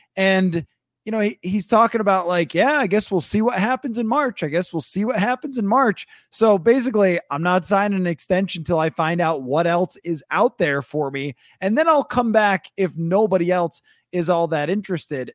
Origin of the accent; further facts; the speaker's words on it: Buffalo, New York, United States; moved away; I'm from Buffalo